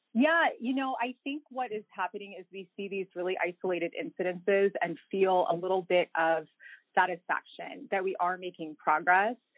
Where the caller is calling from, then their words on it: Honolulu, Hawaii, United States; I am calling in from Honolulu, Hawaii